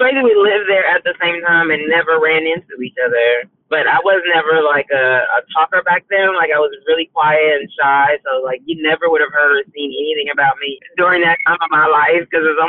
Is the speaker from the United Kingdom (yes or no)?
no; Liberia; now in Canada; You know, I grew up with that village. You know, I watched my parents come from nothing, and education was always key